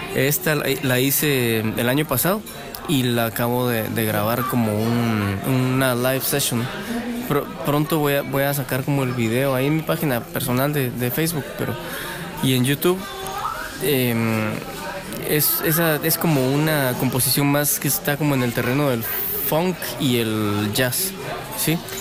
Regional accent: Guatemala; como chapines

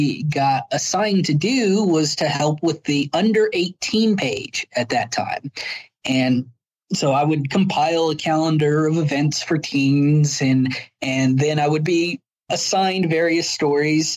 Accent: Las Cruces, New Mexico, United States; I was born and raised in Las Cruces.

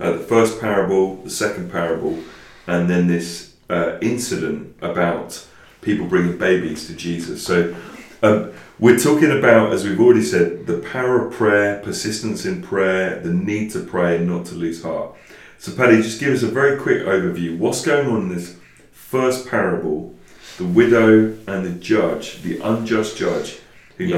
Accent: England, United Kingdom

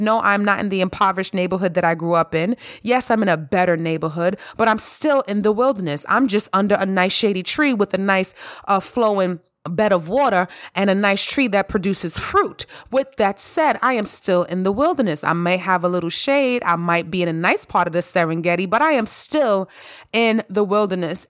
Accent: New York City, New York, United States; I grew up in the Bronx and Harlem

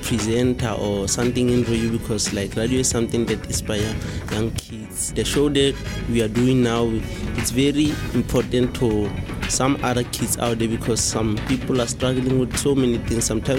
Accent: Marajani, Northern Cape, South Africa; from Marajani, and I'm 18 years old.

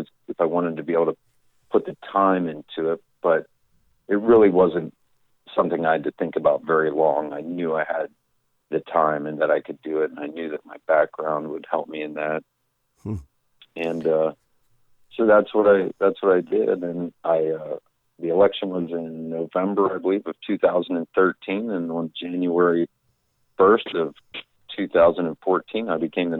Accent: Thompsontown, Pennsylvania, United States; moved away as an adult; I was born and raised here in Thompsontown, Pennsylvania

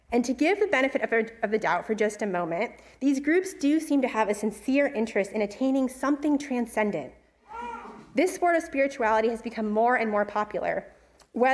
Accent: California, United States; I am from California

